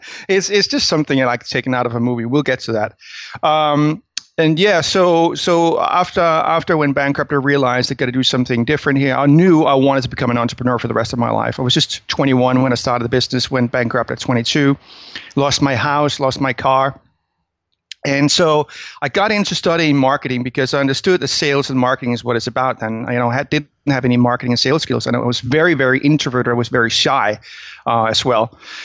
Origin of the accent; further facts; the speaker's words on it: Denmark; English is a second language; I'm from Denmark originally. That's where you probably will pick up the weird accent I have. I usually say that, hey, I'm not American. I'm just a Danish person that listened to too many motivational speakers.